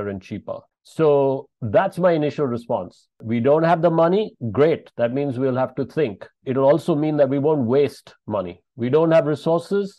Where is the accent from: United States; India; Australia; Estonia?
India; Bangalore, Karnataka; from Bangalore in South India, my hometown